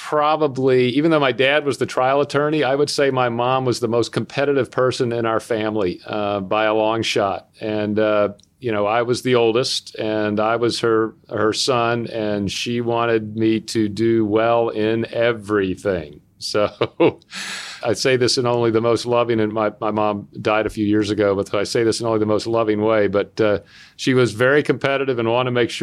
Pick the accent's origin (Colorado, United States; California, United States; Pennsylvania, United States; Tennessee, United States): Tennessee, United States; Chattanooga; moved away as an adult; also born or lived in Durham, North Carolina / San Diego / New York City; I grew up in Chattanooga, Tennessee, although I was born in Durham, North Carolina, and lived there for all of 6 weeks